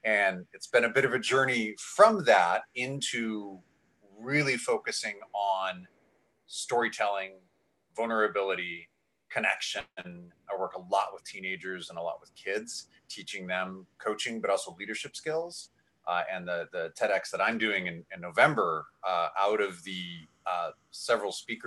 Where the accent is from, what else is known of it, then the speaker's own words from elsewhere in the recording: Canada; now in Vancouver, Canada; Been in Vancouver for 6.5 years now. I'm Canadian